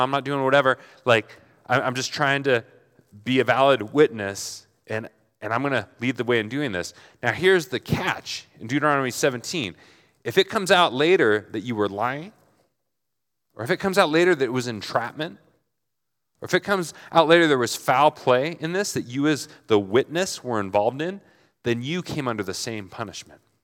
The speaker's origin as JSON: {"language": "English", "town": "Portland", "country": "United States", "said": "I'm in Flagstaff and I'm from Portland"}